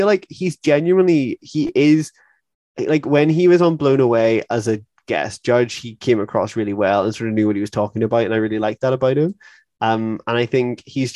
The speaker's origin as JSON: {"language": "English", "country": "Ireland", "said": "we're from Ireland as well"}